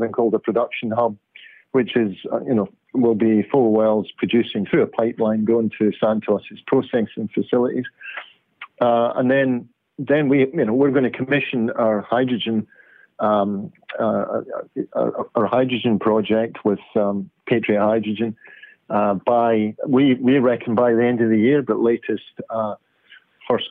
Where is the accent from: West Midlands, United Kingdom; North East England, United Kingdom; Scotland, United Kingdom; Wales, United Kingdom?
Scotland, United Kingdom; Glasgow; moved away as an adult; also born or lived in Aberdeen / London / Jakarta / Oslo; now in Perth, Australia; Glasgow, one of my hometown, my hometown from my early days of being brought up in Scotland